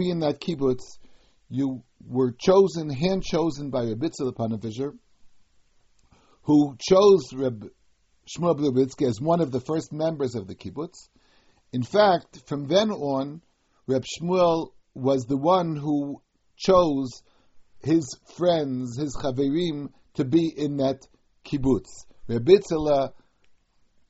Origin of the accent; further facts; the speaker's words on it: United States; When I was a child growing up in America